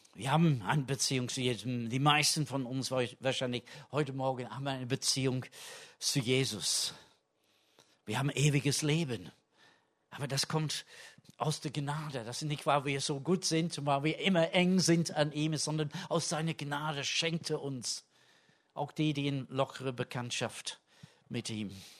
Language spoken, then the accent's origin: German; England, United Kingdom; German is a second language; now in Germany; da wo ich herkomme in England